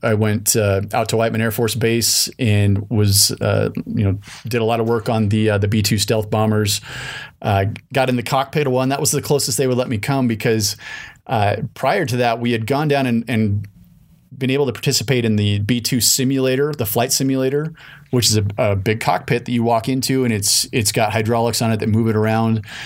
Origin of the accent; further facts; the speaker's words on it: Salt Lake City, Utah, United States; I grew up in Salt Lake City